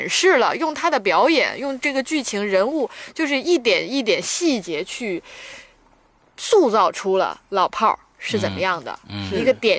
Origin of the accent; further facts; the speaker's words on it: northern China, China; 虽然我是北方人